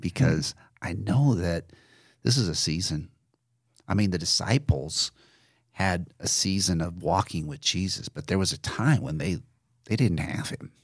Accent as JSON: {"language": "English", "region": "Nebraska", "country": "United States", "said": "I had never been outside of a contiguous state of Nebraska"}